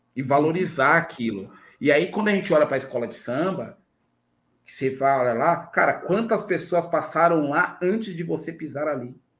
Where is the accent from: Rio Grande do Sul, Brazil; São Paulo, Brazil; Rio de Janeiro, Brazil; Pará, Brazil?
São Paulo, Brazil; quem nasce onde eu nasci, lá no Parque Peruche